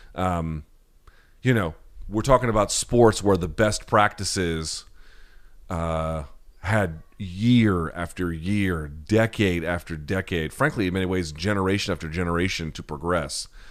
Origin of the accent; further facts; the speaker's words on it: the South, United States; I grew up in the South